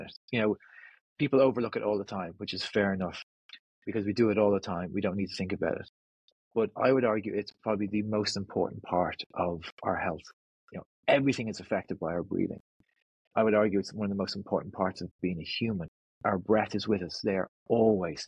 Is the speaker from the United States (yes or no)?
no; North County Dublin, Ireland; I'm from North County Dublin, just north of the city, right on the beach. So I grew up on the beach and spent my childhood on the beach